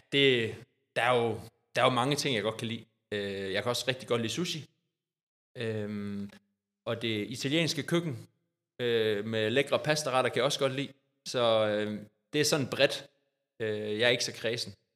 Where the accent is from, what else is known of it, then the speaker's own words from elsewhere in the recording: Odder, Central Denmark Region, Denmark; jeg har jo også startet som lille dreng i Odder og spillet håndbold, siden jeg var øh, fire år